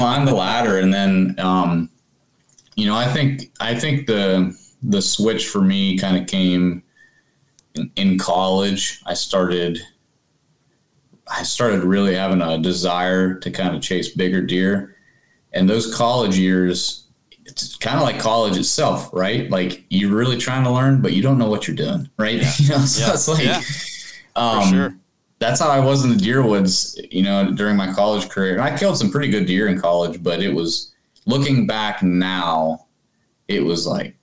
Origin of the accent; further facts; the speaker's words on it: West Virginia, United States; moved away as an adult; I'm originally from West Virginia